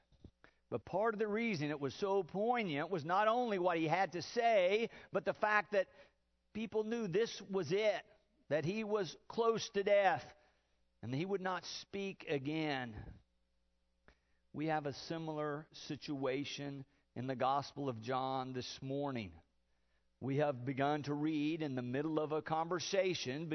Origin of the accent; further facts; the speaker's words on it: Okmulgee, Oklahoma, United States; growing up in Okmulgee, Oklahoma. I was born and raised there